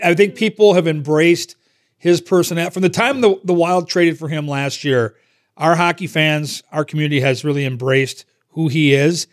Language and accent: English; Minnesota, United States; growing up in Minnesota and playing youth hockey in, in that area